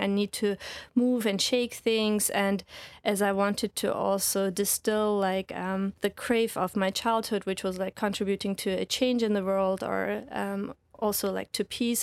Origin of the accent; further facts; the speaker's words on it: Reutlingen, Baden-Württemberg, Germany; moved away as an adult; also born or lived in Lincoln, United Kingdom / London, United Kingdom; now in Hawaii, United States; So I'm from Germany, raised by Turkish parents